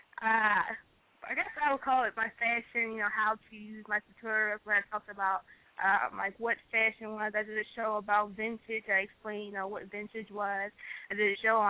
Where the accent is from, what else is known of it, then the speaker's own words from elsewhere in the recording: Philadelphia, Pennsylvania, United States; I'm from Philadelphia, PA